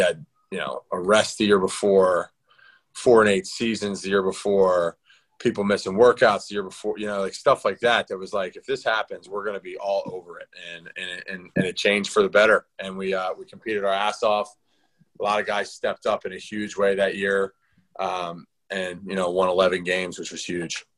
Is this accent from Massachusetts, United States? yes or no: no; Philadelphia, Pennsylvania, United States; in Philly, in my hometown